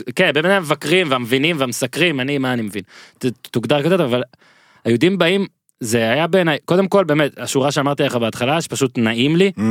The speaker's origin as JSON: {"language": "Hebrew", "country": "Israel"}